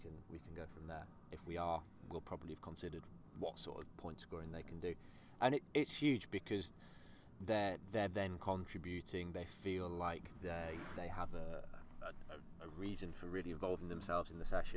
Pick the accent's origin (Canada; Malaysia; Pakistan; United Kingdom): United Kingdom; Yorkshire and the Humber; I grew up in Yorkshire